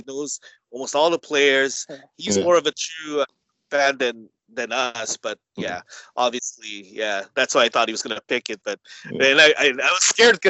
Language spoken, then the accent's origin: English; Canada; we're from Canada